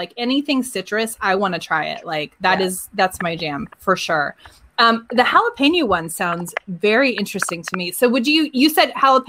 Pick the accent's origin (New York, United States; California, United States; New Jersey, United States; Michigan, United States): California, United States; moved away; I grew up in California